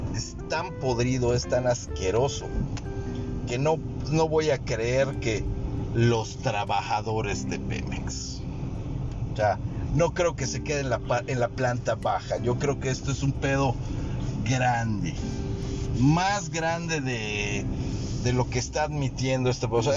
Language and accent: Spanish; Mexico; Yo soy mexicano y estoy en México